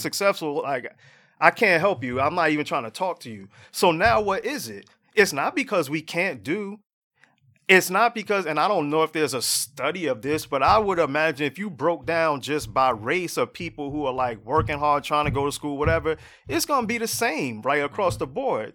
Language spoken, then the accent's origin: English; Jersey City, New Jersey, United States; I live in Jersey City, right? I'm from Jersey City originally